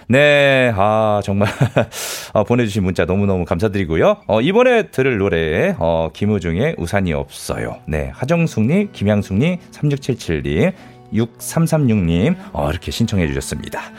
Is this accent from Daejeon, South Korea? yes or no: yes; Daejeon, South Korea; 저도 대전이에요. 친정이에요.